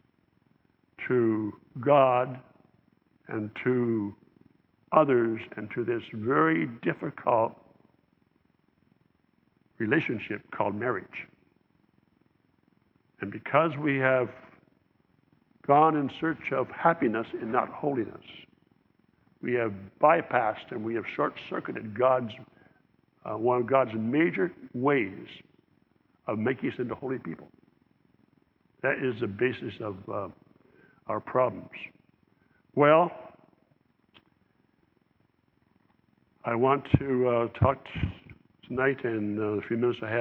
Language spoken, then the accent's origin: English; Southern Ontario, Canada; As I was growing up in the Southern Ontario, in Canada